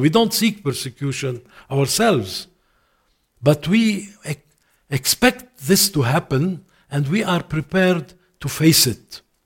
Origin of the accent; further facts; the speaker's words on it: Lebanon; first language Arabic; English is a second language; also born or lived in Canada; I went back with my family to Lebanon, my mother, my home country